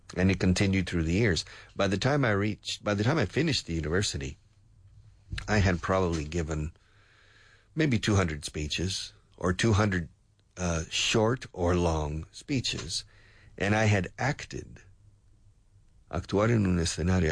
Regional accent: the South, United States; moved away; I grew up in the South

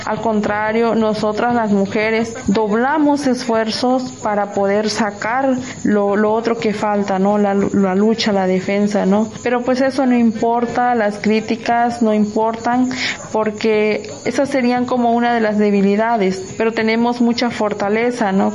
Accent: Costa region of Oaxaca, Mexico; la región costa del estado de Oaxaca

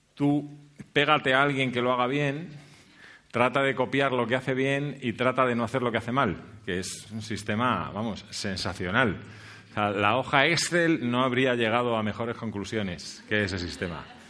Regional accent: Spain; nosotros, como españoles

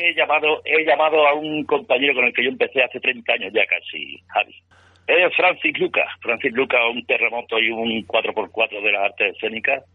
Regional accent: Badajoz, Extremadura, Spain; also born or lived in outskirts of Seville; now in Seville, Spain; cerca de Portugal, Badajoz, de donde soy yo

